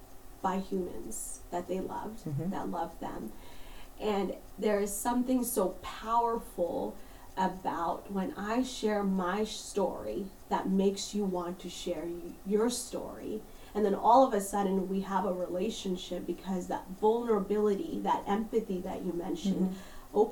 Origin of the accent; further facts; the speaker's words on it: India; born there; So I'm Indian. I was born in India, so I have brown skin.